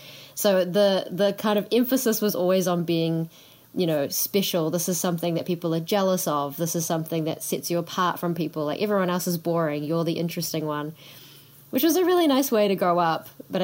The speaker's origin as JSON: {"language": "English", "region": "Auckland", "country": "New Zealand", "tie": "born or raised there", "first_language": "English", "said": "I grew up in Auckland"}